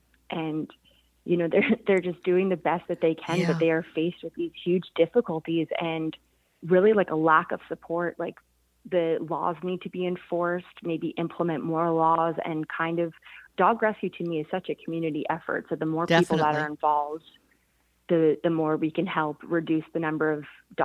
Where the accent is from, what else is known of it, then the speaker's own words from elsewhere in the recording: Philadelphia, Pennsylvania, United States; I'm originally from Philadelphia, and living in like a city like